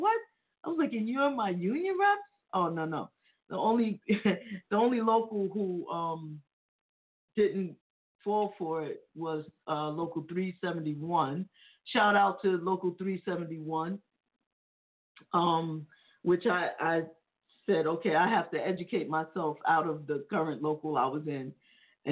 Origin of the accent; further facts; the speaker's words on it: New York, United States; being that I'm from New York, we're from New York